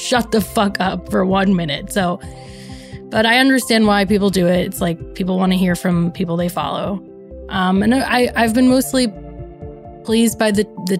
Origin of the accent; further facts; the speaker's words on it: United States; as an American